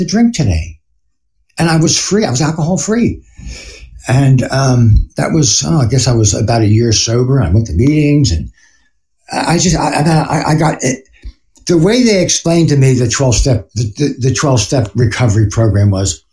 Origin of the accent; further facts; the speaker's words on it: Philadelphia, Pennsylvania, United States; moved away; I'm from Philly